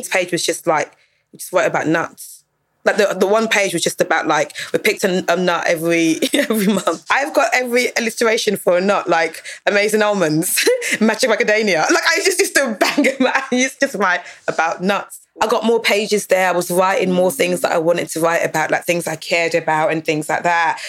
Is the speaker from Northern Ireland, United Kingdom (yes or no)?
no; Dagenham, London, United Kingdom; I grew up in Dagenham. I was in second school in Dagenham